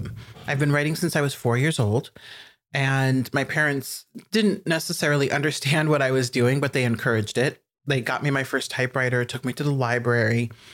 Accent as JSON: {"language": "English", "town": "Omaha", "region": "Nebraska", "country": "United States", "tie": "born or raised there", "said": "I am from Omaha, Nebraska, and I grew up in West Omaha."}